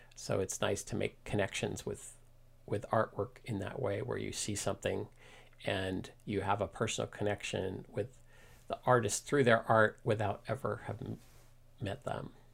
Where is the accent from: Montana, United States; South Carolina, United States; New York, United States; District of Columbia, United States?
District of Columbia, United States; Washington; moved away as an adult; now in Mill Valley, United States; I grew up in Washington, D C, um, ne, in D C near the National Cathedral